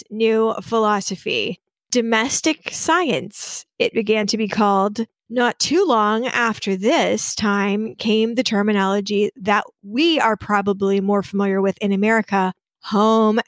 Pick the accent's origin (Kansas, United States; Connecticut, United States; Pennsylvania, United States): Kansas, United States; Wichita; I grew up in Wichita